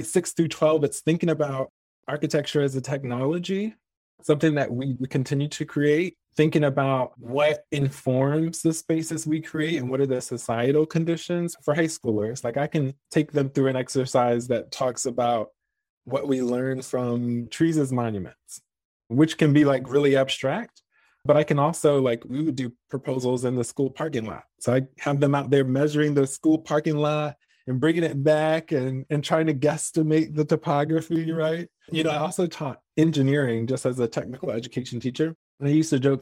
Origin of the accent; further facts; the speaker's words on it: Virginia, United States; growing up in Virginia